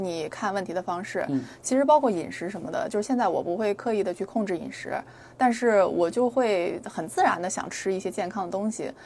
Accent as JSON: {"language": "Chinese", "town": "Nanjing", "region": "Jiangsu", "country": "China", "tie": "born or raised there", "moved": "yes", "lives_now": "United States", "said": "然后南京，我是我的家乡嘛"}